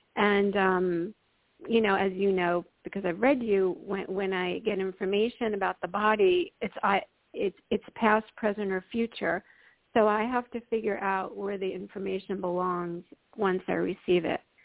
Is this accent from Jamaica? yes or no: no; New York, United States; I grew up in New York